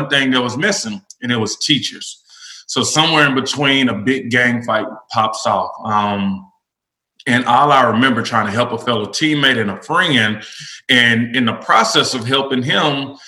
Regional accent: Nashville, Tennessee, United States; was born and raised in Nashville, elementary through college

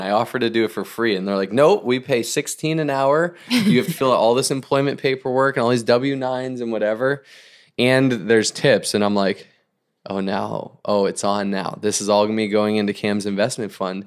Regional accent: Northeast, United States; now in Orange County, United States; I grew up in the Northeast

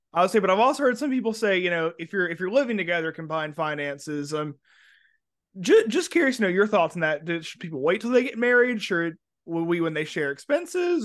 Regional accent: Alabama, United States; moved away; also born or lived in Florida; I'm originally from Alabama.

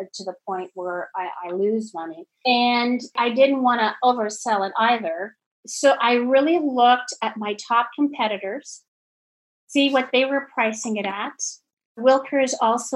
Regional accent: Canada; now in Germantown, United States; I'm originally from Canada.

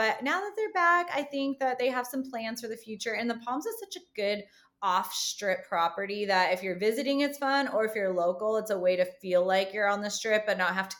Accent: Las Vegas, Nevada, United States; I grew up in Summerlin, like basically lived there my whole life.

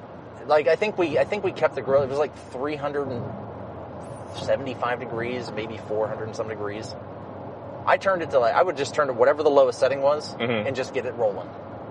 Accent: East Liverpool, Ohio, United States; also born or lived in Toronto, Ohio; I grew up in East Liverpool, which at the time wasn't... It was starting to go downhill in Liverpool.

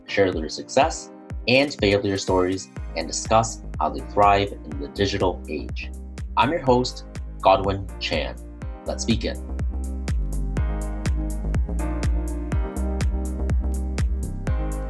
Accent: Mississauga, Ontario, Canada; also born or lived in Hong Kong; I was born and raised in Saga. Like, I was born at Credit Valley Hospital, actually.

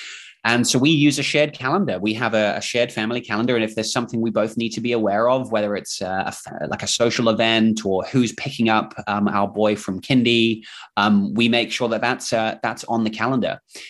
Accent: England, United Kingdom; accent: mix of English and Kiwi New Zealand accent; now in New Zealand; And I'm actually from England, from the UK, but I moved here with my family about 15 years ago. So if you're wondering what is this accent, it's sort of a mix of English slash Kiwi New Zealand accent.

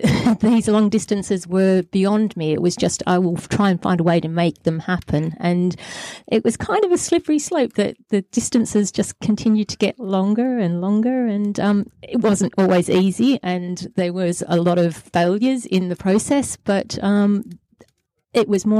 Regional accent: Australia; accent: Lancashire; moved away as an adult; also born or lived in Rochdale, England; now in United Kingdom; I grew up in Australia

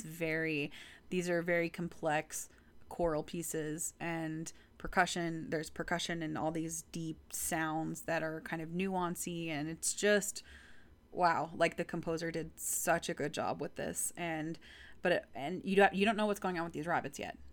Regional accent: Texas, United States; I'm from Texas

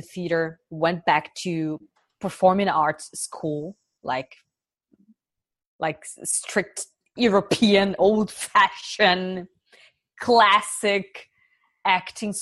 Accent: Brazil; moved away as an adult; now in Germany; it was tough growing up in Brazil

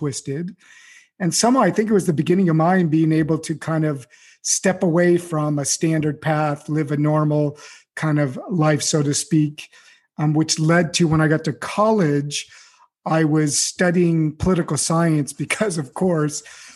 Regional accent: Beverly Hills, California, United States; I grew up in Beverly Hills in, you know, pretty good situation.

